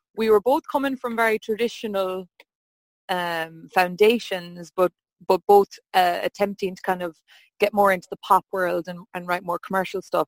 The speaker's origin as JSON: {"language": "English", "town": "Hollymount", "region": "Connacht", "country": "Ireland", "said": "I'm from Hollymount best oh. little town in Mayo. It's between Claremorris and Ballinrobe, South Mayo."}